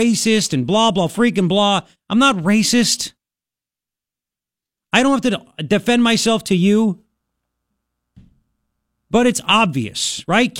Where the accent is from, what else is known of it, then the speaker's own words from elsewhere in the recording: Long Island, New York, United States; now in Pima County, Arizona, United States; I grew up in Long Island